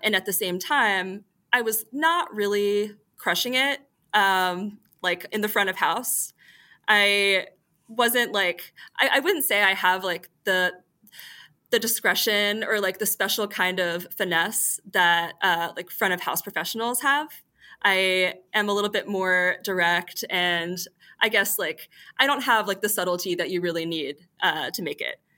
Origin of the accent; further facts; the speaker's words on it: Greensboro, North Carolina, United States; now in New York City, United States; I grew up in Greensboro, North Carolina